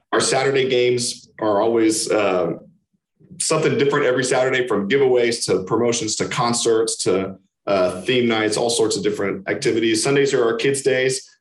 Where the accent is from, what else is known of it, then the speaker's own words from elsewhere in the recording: Kansas City, Missouri, United States; I'm from Kansas City